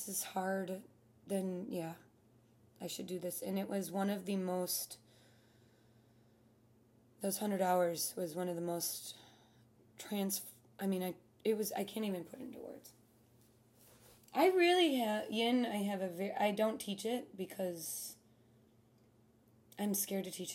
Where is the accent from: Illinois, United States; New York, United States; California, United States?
Illinois, United States; Chicago; growing up in Chicago